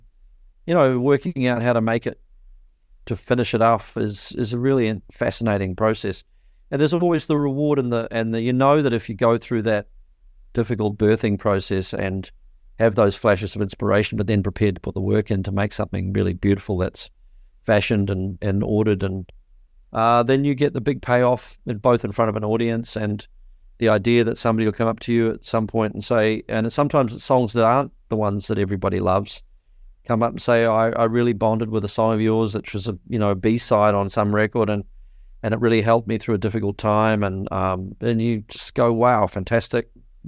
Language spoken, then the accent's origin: English; Te Awamutu, Waikato, New Zealand; Where I grew up in Te Awamutu, in the Waikato in New Zealand, there was really hardly any bands at all.